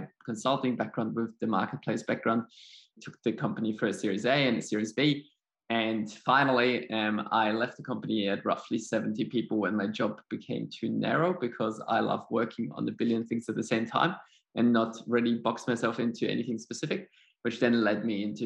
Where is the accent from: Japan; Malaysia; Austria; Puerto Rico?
Austria; accent: German; English is a second language; moved away as an adult; also born or lived in Sweden; now in Australia; So my accent is German. My parents actually are from Poland. I was born and raised in Austria.